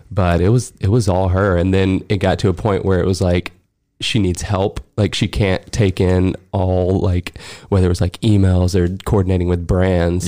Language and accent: English; Alabama, United States; moved away as an adult; now in Los Angeles, United States; I'm from Alabama. Me and Laura both grew up when we met in high school, and I went to college in Alabama